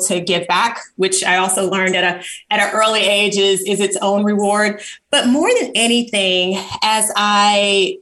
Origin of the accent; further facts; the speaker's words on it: Chicago, Illinois, United States; moved away as an adult; also born or lived in Tuskegee, Alabama / Nigeria; I grew up on the South Side of Chicago in an environment that was predominantly Black